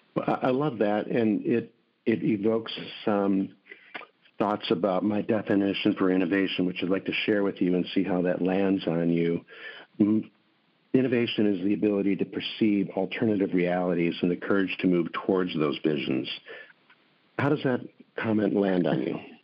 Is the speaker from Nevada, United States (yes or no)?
no; Milwaukee, Wisconsin, United States; When I grew up in Milwaukee, Wisconsin